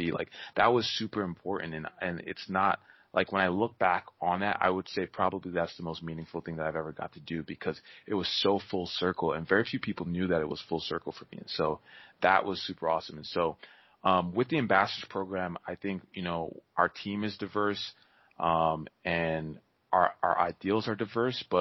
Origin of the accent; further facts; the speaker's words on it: New York, United States; born there; I was born in New York, and I mean they knew I was black, but they didn't know I was born in New York